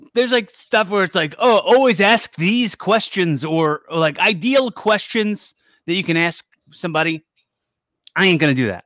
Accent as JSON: {"language": "English", "town": "Philadelphia", "region": "Pennsylvania", "country": "United States", "said": "I'm from Philly"}